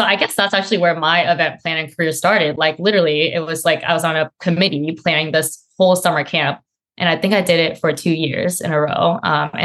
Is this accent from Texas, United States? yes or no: no; Santa Clara, California, United States; also born or lived in San Jose, California; I'm originally from San Jose, California. Grew up in Santa Clara